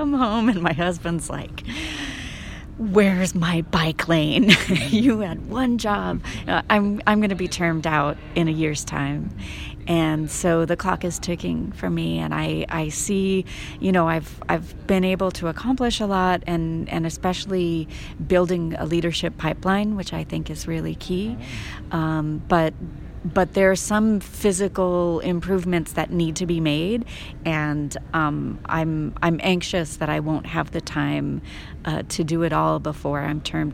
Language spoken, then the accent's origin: English; Culver City, California, United States; also born or lived in Paris, France; my hometown